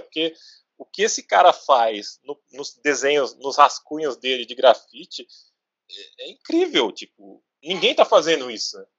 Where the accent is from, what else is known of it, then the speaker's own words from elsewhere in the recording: Guarulhos, São Paulo, Brazil; da nossa região, do nosso bairro, a gente é, é bairro dos Pimentas em Guarulhos